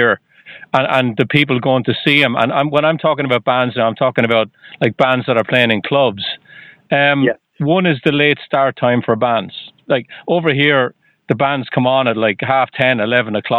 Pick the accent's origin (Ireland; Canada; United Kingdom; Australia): Ireland; now in United States; I'm from Ireland